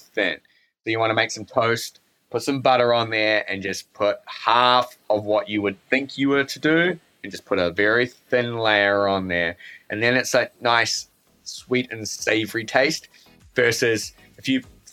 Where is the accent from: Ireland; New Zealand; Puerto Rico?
New Zealand